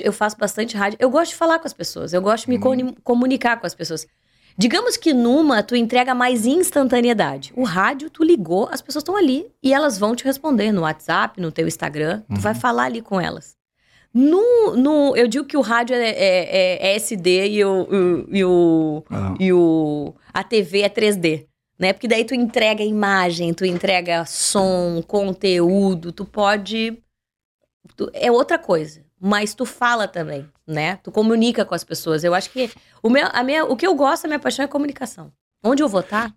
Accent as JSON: {"language": "Portuguese", "town": "Pelotas", "region": "Rio Grande do Sul", "country": "Brazil", "tie": "born or raised there", "said": "nascida, criada e desenvolvida em Pelotas."}